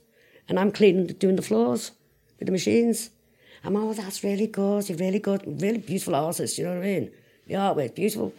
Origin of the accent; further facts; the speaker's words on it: England, United Kingdom; I'm English